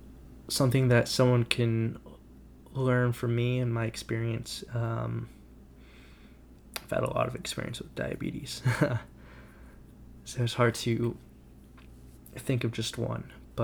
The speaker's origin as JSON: {"language": "English", "town": "Dallas", "region": "Texas", "country": "United States", "said": "I'm from Dallas, Texas."}